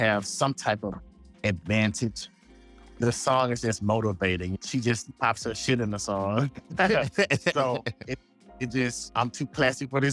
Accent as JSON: {"language": "English", "area": "Sugar Lake", "region": "Mississippi", "country": "United States", "also_born_or_lived": "Jackson, Mississippi", "moved": "as an adult", "said": "I'm from Sugar Lake, Mississippi, small town guy."}